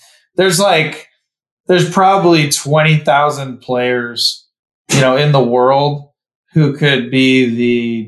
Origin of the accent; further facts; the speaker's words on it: Cleveland, Ohio, United States; moved away; where I grew up in Cleveland.